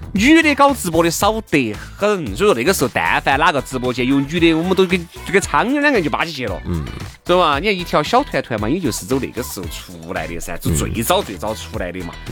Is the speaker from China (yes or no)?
yes; China; 我们中国人这种做生意的这种尿性